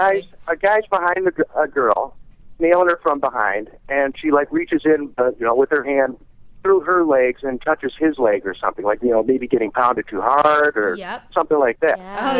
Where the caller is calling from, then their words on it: Illinois, United States; Yes, near Chicago.